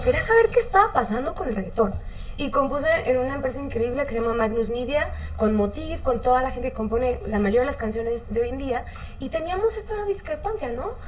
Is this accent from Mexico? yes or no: yes; Mexico; como mexicanos